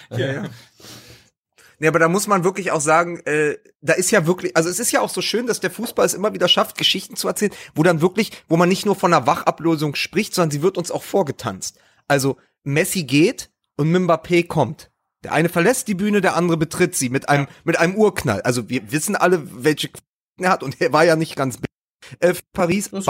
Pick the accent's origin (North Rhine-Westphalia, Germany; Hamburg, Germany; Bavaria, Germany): North Rhine-Westphalia, Germany; Dortmund; Ich meine, als Dortmunder, also jeder Dortmunder kann